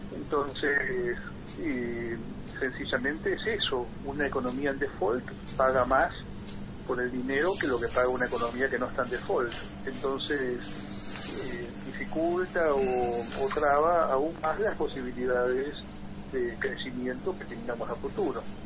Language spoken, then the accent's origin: Spanish; Argentina; como cualquier argentino